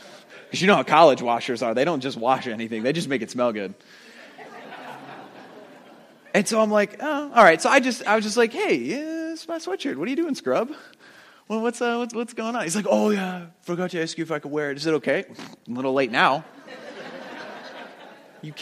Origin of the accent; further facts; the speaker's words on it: New Jersey, United States; moved away as an adult; also born or lived in upstate New York; I moved out of the house. I moved to upstate New York from New Jersey